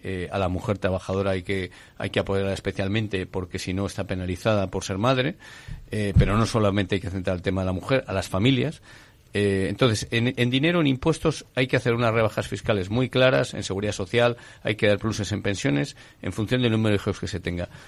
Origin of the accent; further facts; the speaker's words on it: Asturias, Spain; yo soy asturiano de nacimiento